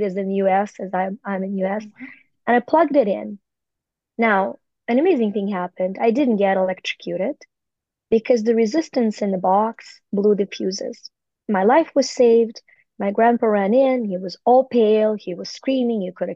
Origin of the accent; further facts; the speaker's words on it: Ukraine; moved away; I was born in the Soviet Union in Ukraine